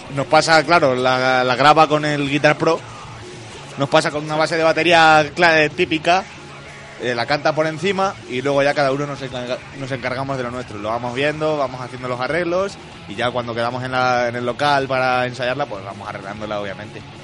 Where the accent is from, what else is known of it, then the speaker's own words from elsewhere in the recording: Miguel Esteban, Castilla-La Mancha, Spain; Tenemos en nuestro pueblo, si es Miguel Esteban